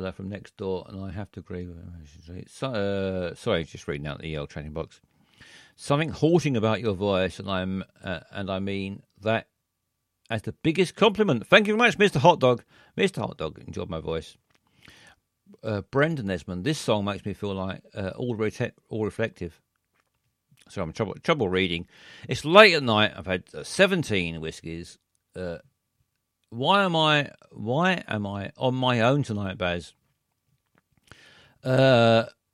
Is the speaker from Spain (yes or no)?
no; London, United Kingdom; I was born here. I was born in South London